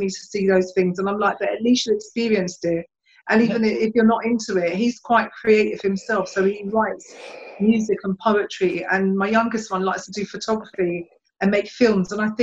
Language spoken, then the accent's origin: English; London, United Kingdom; I've been born and bred in Hackney as well